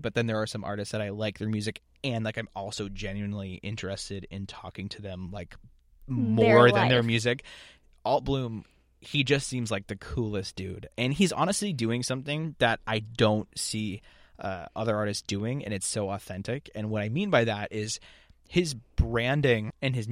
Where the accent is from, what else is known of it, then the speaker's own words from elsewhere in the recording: Boston, Massachusetts, United States; also born or lived in Montana; we're from Boston